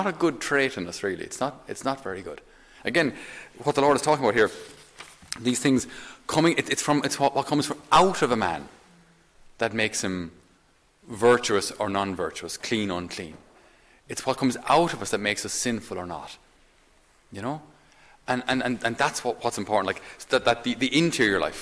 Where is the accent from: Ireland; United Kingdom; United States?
Ireland; as Irish